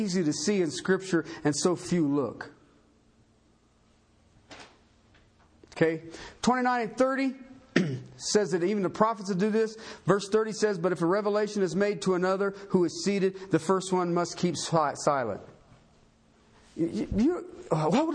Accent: Tornado Alley, United States; now in Colorado, United States; I come from Tornado Alley

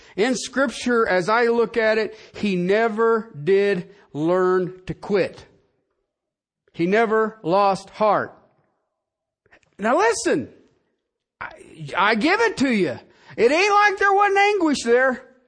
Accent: United States; I'm an American. I live in this country

